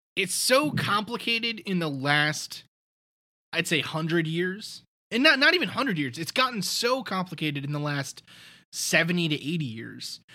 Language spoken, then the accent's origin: English; New York City, New York, United States; I'm from Staten Island